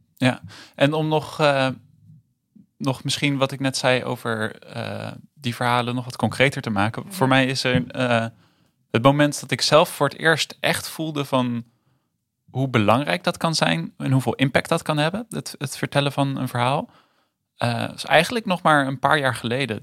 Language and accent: Dutch; Rotterdam, South Holland, Netherlands; now in Arnhem, Netherlands; Ik ben in Rotterdam geboren en ik woon nu in Arnhem.